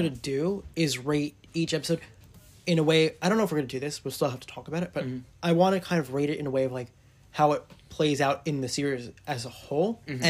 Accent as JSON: {"language": "English", "country": "United States", "said": "because I'm American. Yeah, we're American."}